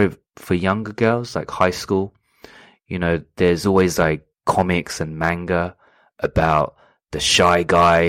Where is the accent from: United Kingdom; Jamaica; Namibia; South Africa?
United Kingdom; also born or lived in London / Portsmouth; now in Sapporo, Japan; where I'm from, you know, growing up in London and Portsmouth